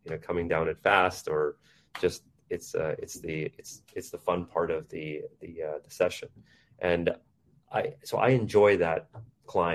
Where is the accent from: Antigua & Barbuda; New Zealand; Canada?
Canada; Vancouver, British Columbia; moved away as an adult; also born or lived in India; now in United States; I was raised in India. I grew up in East Vancouver in Canada, and then had an opportunity to move to the US to work in a career